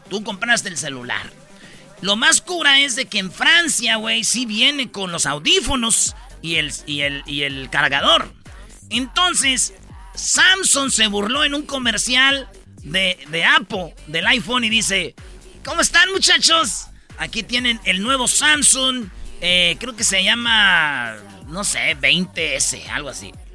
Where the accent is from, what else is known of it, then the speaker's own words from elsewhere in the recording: Jiquilpan, Michoacán, Mexico; yo soy de Jiquilpan